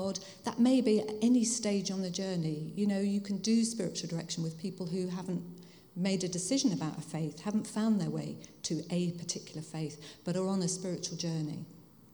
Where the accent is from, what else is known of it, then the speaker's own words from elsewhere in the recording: Hertfordshire, East of England, United Kingdom; moved away as an adult; also born or lived in Hull / Bradford / London; now in Bath, United Kingdom; I was born in Hull, but I grew up in Hertfordshire, which you can probably tell by my accent. I didn't grow up in Hull